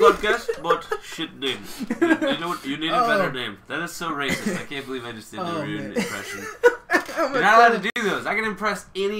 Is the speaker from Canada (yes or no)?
no; Texas, United States; Like, I don't sound like I'm from Texas at all. I've lived here my whole life. Well, my family's from the West Coast.